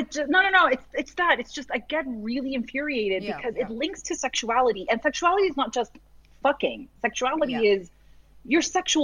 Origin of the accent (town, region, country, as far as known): Massachusetts, United States; born or raised there